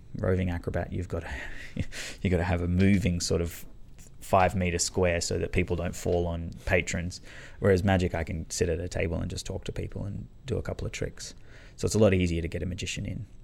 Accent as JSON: {"language": "English", "town": "Canberra", "region": "Australian Capital Territory", "country": "Australia", "tie": "born or raised there", "moved": "yes", "lives_now": "Melbourne, Australia", "said": "I grew up in Canberra, um, but I moved to Melbourne"}